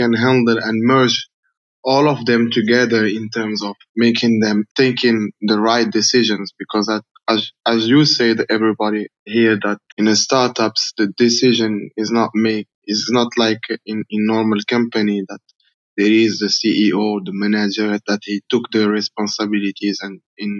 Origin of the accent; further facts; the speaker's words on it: Morocco; I'm from Morocco, and I work for a foundation as an expert trainer.